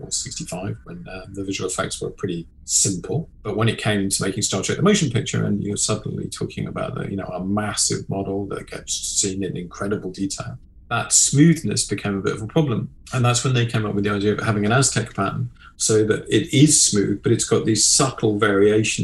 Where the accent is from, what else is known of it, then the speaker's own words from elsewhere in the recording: England, United Kingdom; As an Englishman